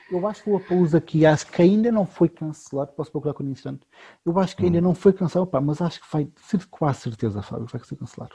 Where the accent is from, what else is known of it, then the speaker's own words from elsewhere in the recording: Lisbon, Portugal; eu nasci em Lisboa